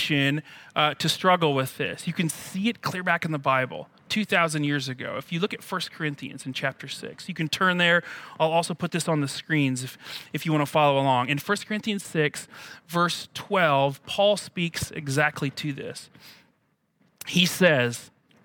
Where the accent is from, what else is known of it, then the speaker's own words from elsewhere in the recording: United States; as an American